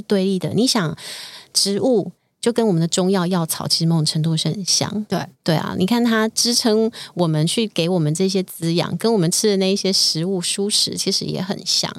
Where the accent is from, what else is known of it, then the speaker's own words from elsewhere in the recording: Taiwan; 我们今天身为台湾人